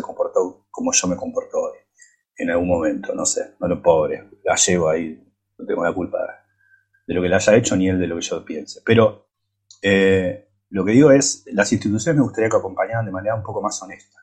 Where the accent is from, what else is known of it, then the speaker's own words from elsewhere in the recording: Buenos Aires, Argentina; moved away; also born or lived in United States; yo soy argentino, latinoamericano, crecí en, en el barrio San Telmo